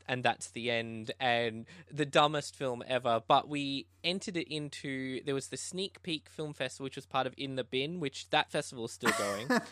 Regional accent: Tasmania, Australia; now in Brisbane, Australia; I'm a filmmaker from Brisbane, uh, Australia. I actually wasn't originally from here. I was from Tasmania

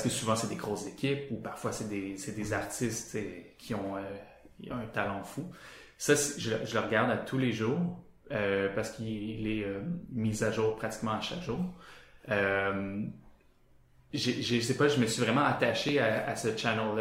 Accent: Sherbrooke, Quebec, Canada; moi je viens de Sherbrooke

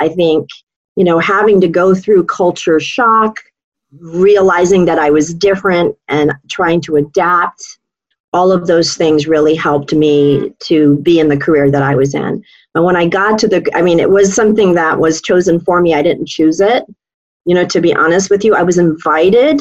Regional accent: Hawaii, United States; moved away as an adult; also born or lived in San Francisco, California; I grew up in Hawaii from the age of 2 to 22

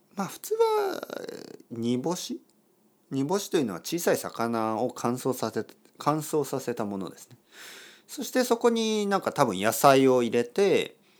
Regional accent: Kyushu, Japan; 僕の出 身九州

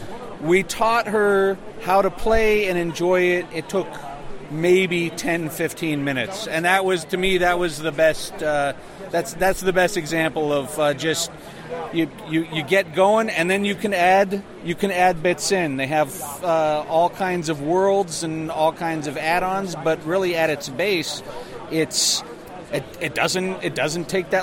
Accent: Denver, Colorado, United States; Denver, Colorado.

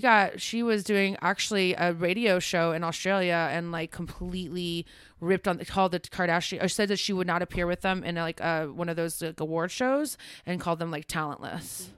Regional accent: Ohio, United States; I grew up in Ohio.

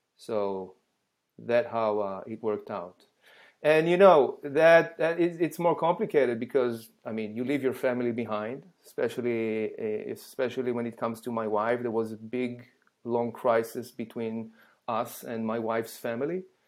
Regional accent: Israel; English is a second language; moved away as an adult; now in United States; I was born and raised in Israel

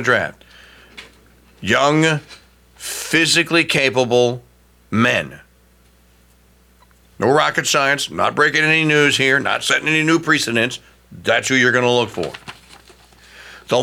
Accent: Louisiana, United States; The state of Louisiana, which I live, my home state

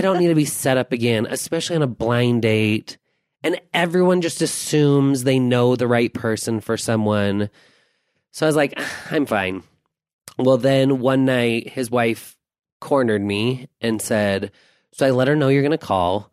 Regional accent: Taylorsville, United States; We grew up in Taylorsville

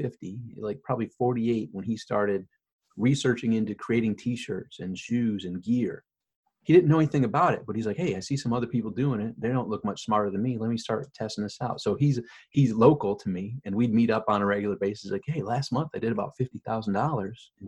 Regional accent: Rochester, New York, United States; now in Florida, United States; I'm from Rochester, New York, and I live in Florida

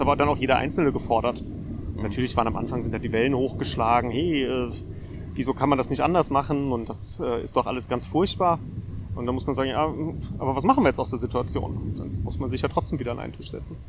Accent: Darmstadt, Hesse, Germany; Ich bin in Darmstadt geboren und dann einmal um die Stadt herumgezogen im Laufe der Zeit

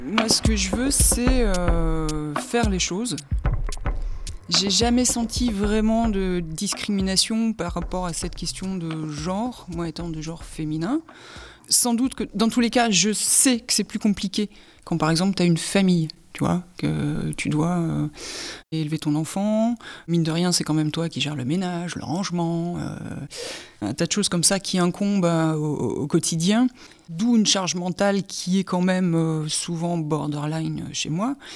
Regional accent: Hénin-Beaumont, Hauts-de-France, France; also born or lived in Courrières; je suis du bassin minier, j'habite à inin beaumont je suis née à Courrières. J'ai fait toute ma scolarité euh, à Hénin-Beaumont.

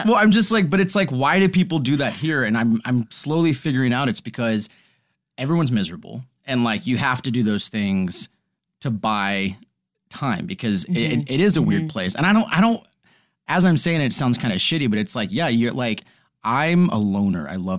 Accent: Dallas, Texas, United States; moved away as an adult; now in Los Angeles, United States; I'm from Texas, Dallas, Texas.

